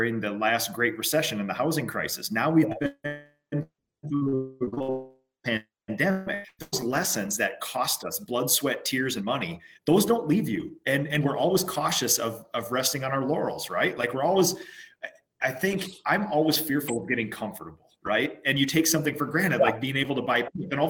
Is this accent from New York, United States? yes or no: no; Minnesota, United States; I'm a Minnesotan